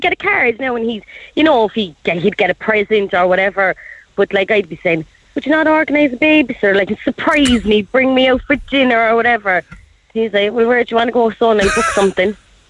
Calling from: Dublin Hill, County Cork, Ireland; I'm living in Dublin Hill.

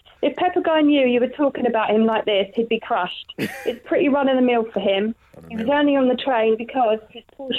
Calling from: Weybridge, South East England, United Kingdom; I'm calling from Weybridge.

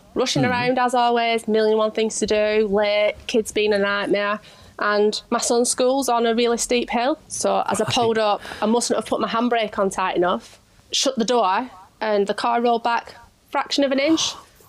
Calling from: Rossendale, North West England, United Kingdom; I'm calling from Rosendale in Lancashire.

